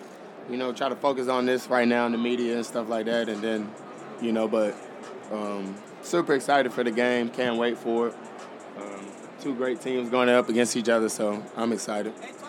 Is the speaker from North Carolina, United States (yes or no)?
yes; Tarboro, North Carolina, United States; But I'm from North Carolina. We got the best ribs. Tallboro, a little small town.